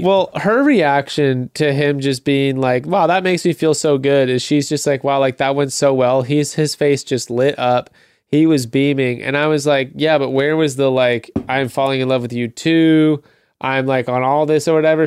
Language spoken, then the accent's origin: English; United States; as an American